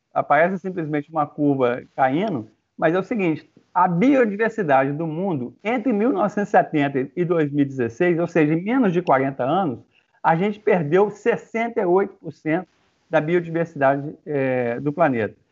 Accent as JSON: {"language": "Portuguese", "region": "Minas Gerais", "country": "Brazil", "said": "eu sou mineiro"}